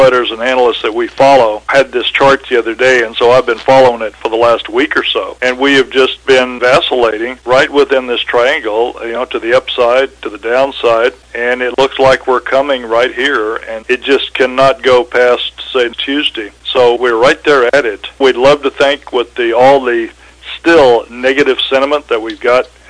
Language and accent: English; San Antonio, Texas, United States; now in Mexico; born and raised in San Antonio